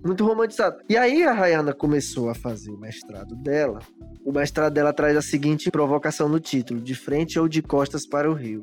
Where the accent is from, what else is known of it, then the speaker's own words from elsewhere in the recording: Teresina, Piauí, Brazil; eu sou teresinense e eu gosto de observar a minha cidade